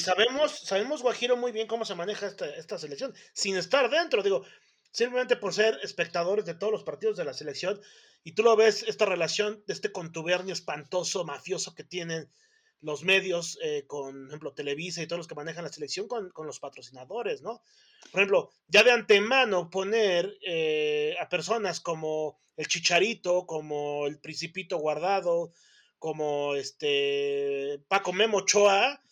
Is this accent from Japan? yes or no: no; Mexico; nosotros como mexicanos